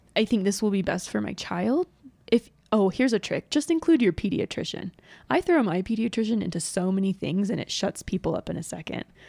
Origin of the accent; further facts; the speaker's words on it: Georgia, United States; moved away; I grew up in Georgia